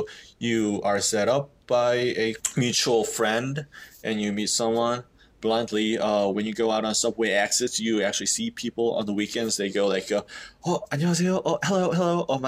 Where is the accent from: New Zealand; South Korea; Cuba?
South Korea; English is a second language; also born or lived in United States; I was born and raised in Korea. I used to live in U.S. for 2 years when I was in elementary school.